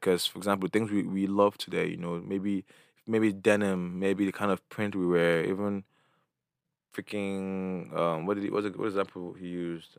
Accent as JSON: {"language": "English", "region": "Imo", "country": "Nigeria", "said": "my background, I'm from Imo State."}